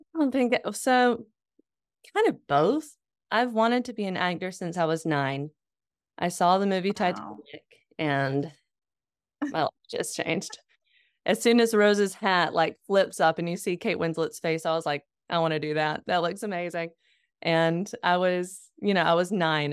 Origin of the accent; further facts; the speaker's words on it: Lexington, North Carolina, United States; moved away; I was living in my hometown. I was working at my dad's law firm